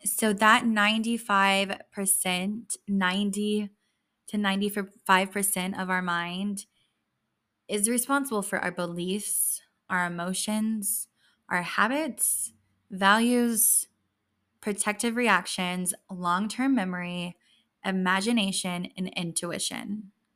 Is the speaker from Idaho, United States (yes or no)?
no; West Texas, United States; moved away; I grew up in West Texas